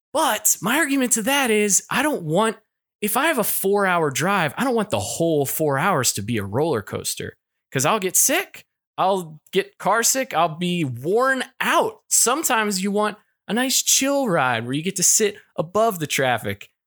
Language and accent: English; Kentucky, United States; moved away; I'm from Kentucky, and I lived very close to the Corvette Museum growing up